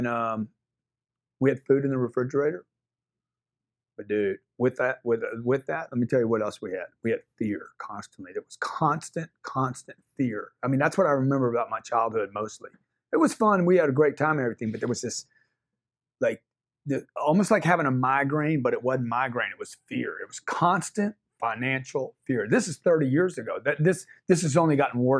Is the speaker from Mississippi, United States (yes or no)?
no; Lake Charles, Louisiana, United States; I got my start in Lake Charles, Louisiana. I grew up in the Bayou